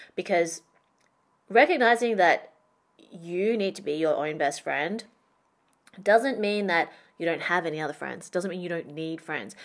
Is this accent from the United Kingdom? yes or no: no; Perth, Western Australia, Australia; moved away as an adult; also born or lived in Shanghai; I went back to my hometown that I left when I graduated university. So my adult friendships, identity, career were all formed in Shanghai. I was back in Perth